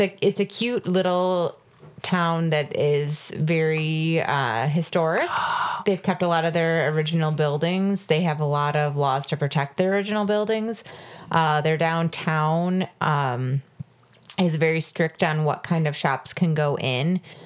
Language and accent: English; Cambridge, Wisconsin, United States; now in Cedarburg, United States; Yeah, I was from Cambridge, which is an even tinier town, and it was outside of Madison.